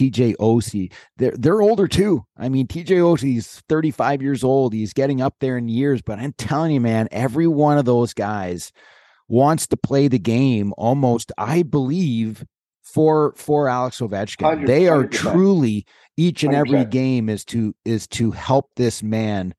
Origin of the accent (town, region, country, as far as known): Canada